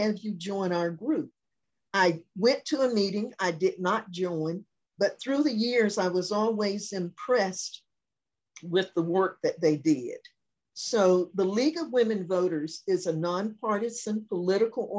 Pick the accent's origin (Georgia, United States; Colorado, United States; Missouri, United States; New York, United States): Georgia, United States; Pine Mountain; moved away as an adult; now in Augusta, United States; My hometown is Pine Mountain, Georgia. It's in West Georgia